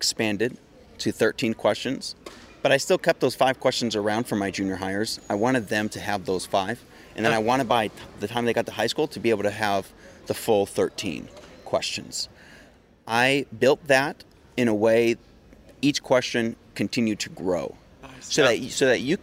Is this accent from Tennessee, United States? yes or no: no; Massachusetts, United States; moved away as an adult; also born or lived in Southern California; I'm originally from Massachusetts, born and raised there